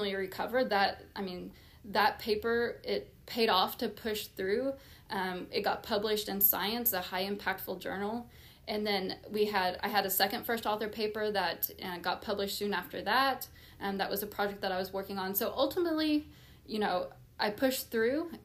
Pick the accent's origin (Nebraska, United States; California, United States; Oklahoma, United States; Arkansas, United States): Oklahoma, United States; moved away as an adult; be able to come back and be a part of moving that forward in my home state